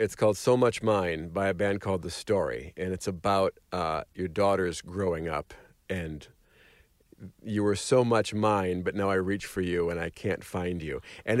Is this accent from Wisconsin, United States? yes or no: yes; Madison, Wisconsin, United States; now in Los Angeles, United States; Madison, Wisconsin, my hometown.